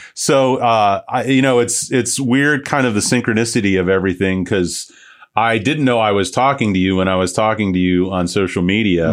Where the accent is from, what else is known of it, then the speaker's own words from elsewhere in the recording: St. Petersburg, Florida, United States; I'm from Saint Pete originally